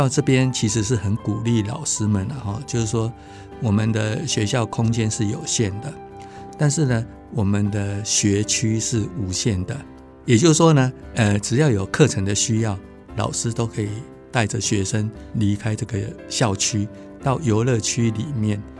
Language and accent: Chinese; Tainan, Taiwan; moved away as an adult; also born or lived in Alishan; 其实我我本身是台南人啊，